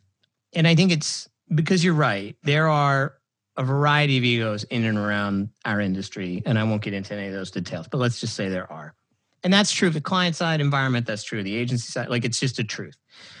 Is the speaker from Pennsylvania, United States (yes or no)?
yes; Hershey, Pennsylvania, United States; So I'm a small town kid myself. I'm from Hershey, Pennsylvania. We make a little chocolate there.